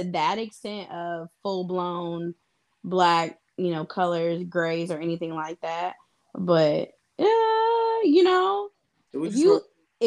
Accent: Midwest, United States; I may have been born and raised in the Midwest, but I'm a Southern girl at heart

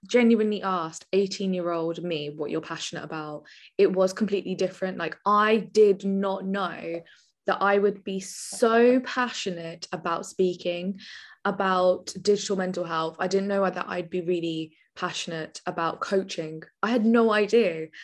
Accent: Milton Keynes, South East England, United Kingdom; also born or lived in Birmingham; I am actually originally from a little town called Milton Keynes, which is a very little posh village, and then I'm also from Birmingham, which is the complete opposite

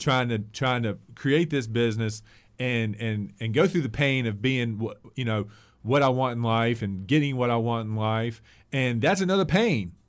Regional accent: Christiansburg, Virginia, United States; I've adopted Blacksburg even as a Christiansburg guy.

